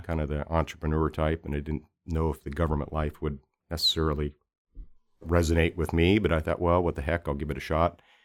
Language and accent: English; Alaska, United States; also born or lived in Bay Area, California; No, I'm originally from Alaska. I wasn't born there. I was actually six years old when we moved to Alaska from the Bay Area.